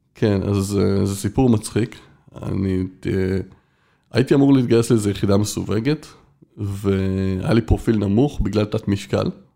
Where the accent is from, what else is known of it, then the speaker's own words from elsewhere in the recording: Israel; עד כיתה ב' הייתי בבית ילדים